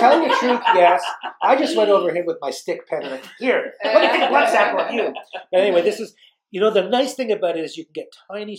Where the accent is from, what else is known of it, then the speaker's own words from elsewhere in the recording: Canada; The good thing about being Canadian